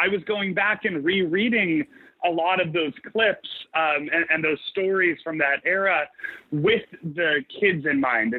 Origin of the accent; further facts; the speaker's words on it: New Jersey, United States; I'm from Jersey.